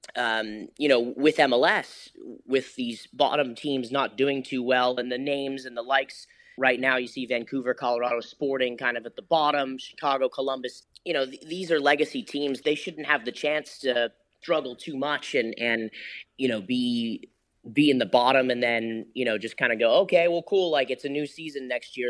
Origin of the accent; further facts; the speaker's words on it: London, United Kingdom; now in United States; I grew up in West London